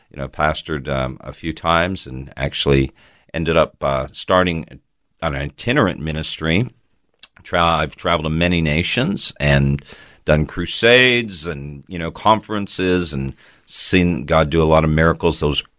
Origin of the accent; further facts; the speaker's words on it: Toronto, Ontario, Canada; now in Australia; I probably can tell by my accent that I was not born in Australia. I was actually born in Toronto, Canada.